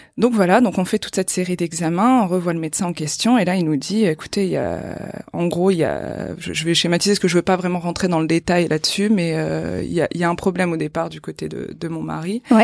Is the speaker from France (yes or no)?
yes; Boulogne-sur-Mer, Hauts-de-France, France; j'ai grandi à Boulogne-sur-Mer.